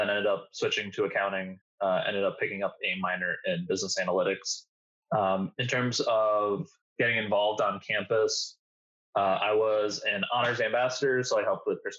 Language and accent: English; Albany, New York, United States; moved away; I'm originally from Albany, New York, so upstate